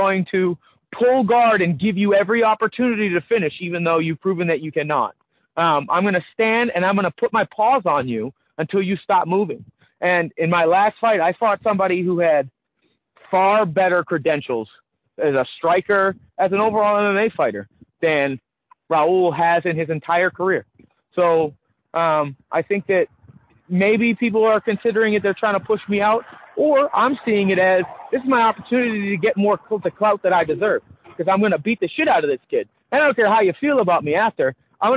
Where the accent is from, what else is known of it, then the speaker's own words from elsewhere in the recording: Massachusetts, United States; I grew up in Massachusetts.